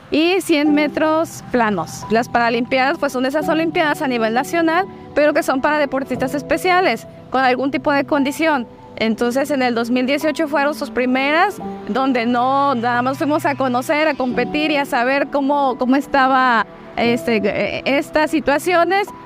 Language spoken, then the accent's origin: Spanish; Manzanillo, Colima, Mexico; soy de aquí de Manzanillo.